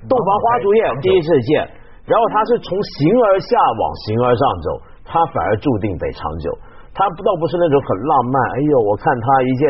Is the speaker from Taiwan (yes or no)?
no; Shunde, Guangdong, China; 就是我的老家，我是广东顺德人嘛，我们顺德有一种很有名的传统，叫自梳女，